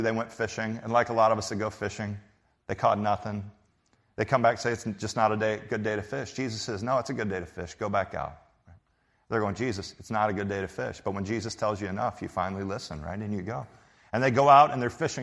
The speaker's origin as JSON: {"language": "English", "region": "Texas", "country": "United States", "said": "I'm from Texas"}